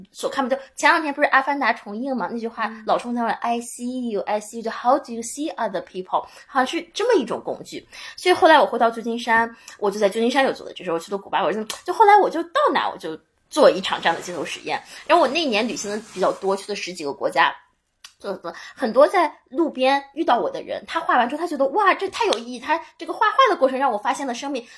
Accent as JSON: {"language": "Chinese", "country": "China", "said": "我是一个来自中国的女孩儿"}